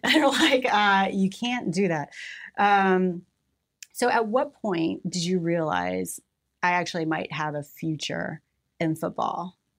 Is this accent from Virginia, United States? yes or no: no; Mexico, Missouri, United States; I was born in Mexico, Missouri